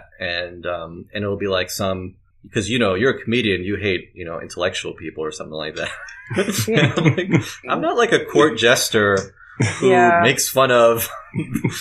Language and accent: English; New York City, New York, United States; I grew up in South Queens